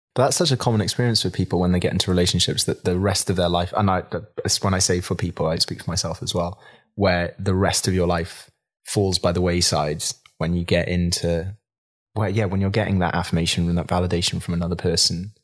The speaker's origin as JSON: {"language": "English", "town": "Swansea", "region": "Wales", "country": "United Kingdom", "tie": "born or raised there", "said": "I grew up in Swansea, in a small town as well"}